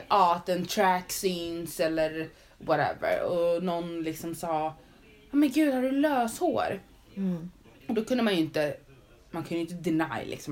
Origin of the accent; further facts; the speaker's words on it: Sweden; Men jag är född i Sverige.